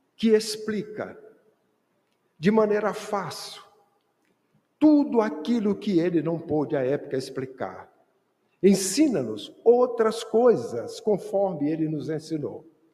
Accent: Bahia, Brazil; eu sou baiano

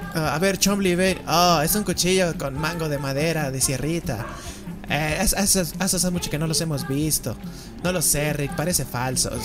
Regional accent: Mexico; somos gordos mexicanos

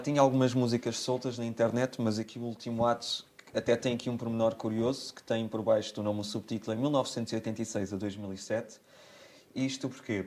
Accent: Armação de Pêra, Algarve, Portugal; also born or lived in Beja / Alcantarilha; eu cresci, eu nasci em Beja, sou lentejano, mas desde sempre que vivo no Algarve. E no Algarve comecei por viver em Alcantarilha

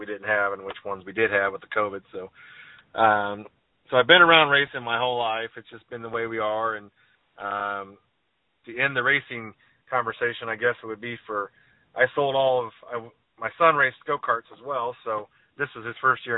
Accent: Iowa, United States; I'm originally from Iowa, and my dad had a modified, and my uncle raced, and my other uncle raced, and my cousin has a modified. So I've grew up at the racetrack my whole life.

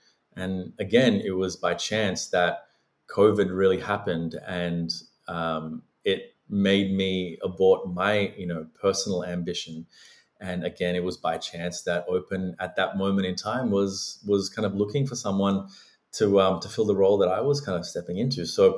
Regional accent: Sri Lanka; now in Australia; I was born and raised in the Buddhist tradition in Sri Lanka.

